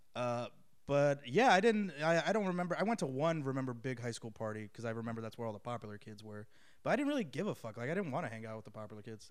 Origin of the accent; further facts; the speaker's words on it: Boca Raton, Florida, United States; also born or lived in Passaic, New Jersey; grew up in Florida